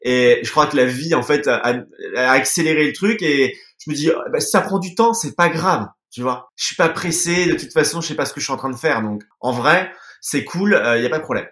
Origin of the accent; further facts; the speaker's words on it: France; moved away as an adult; nous on est français